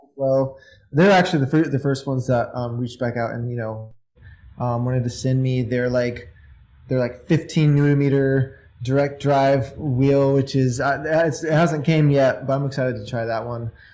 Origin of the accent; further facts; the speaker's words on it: Indiana, United States; I'm from Indiana